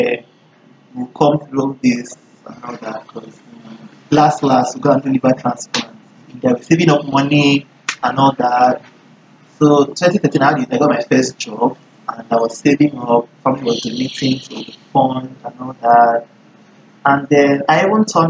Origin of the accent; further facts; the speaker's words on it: Lagos, Nigeria; I grew up in Lagos